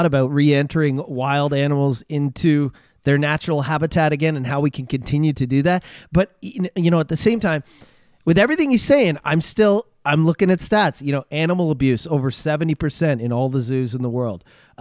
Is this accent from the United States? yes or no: no; Ontario, Canada; moved away; I'm from Ontario